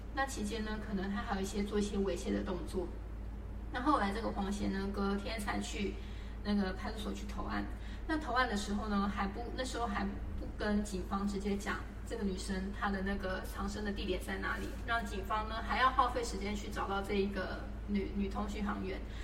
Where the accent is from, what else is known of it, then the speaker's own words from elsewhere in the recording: Taiwan; 我们台湾这边